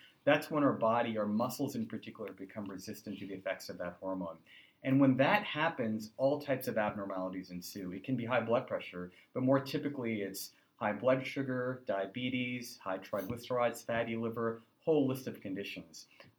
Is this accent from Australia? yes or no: no; Kolkata, West Bengal, India; Like, you know, I'm from Calcutta, so I remember, you know, when I'd go back every summer to Calcutta